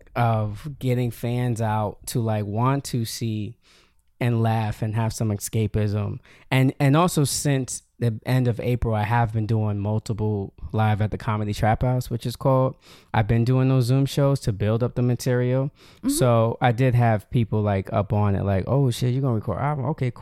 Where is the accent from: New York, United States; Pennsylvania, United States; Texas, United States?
New York, United States; Yonkers; Yep. Born and raised here.